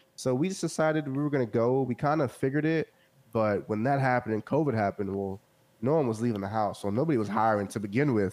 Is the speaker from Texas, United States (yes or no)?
yes; Central Texas, United States; I grew up in the Central Texas area